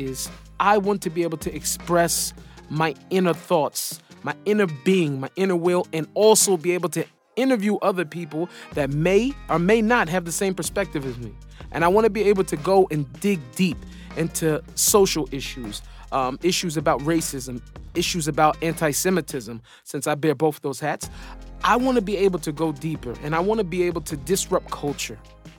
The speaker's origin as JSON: {"language": "English", "town": "Seattle", "region": "Washington", "country": "United States", "tie": "born or raised there", "moved": "as an adult", "lives_now": "Israel", "said": "I was born in Seattle to hip-hop parents, got in trouble as a kid, but I was able to make a major life turnaround. I was a Muslim in my younger years. I became a Christian in my teens, only to discover that my soul was Jewish all along."}